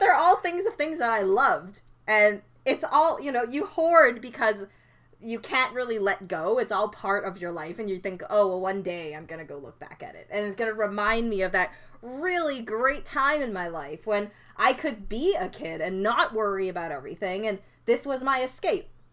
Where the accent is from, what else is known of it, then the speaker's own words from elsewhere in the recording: Canada; I didn't immigrate here. I was born in Canada.